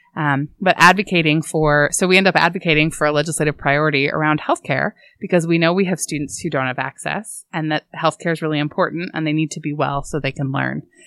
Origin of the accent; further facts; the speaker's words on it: Oregon, United States; I grew up in Oregon